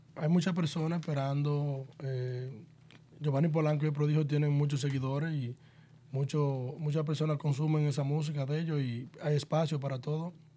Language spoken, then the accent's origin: Spanish; Mao, Valverde, Dominican Republic; soy de Mao Valverde, una, una tierra, un pueblo bien tipiquero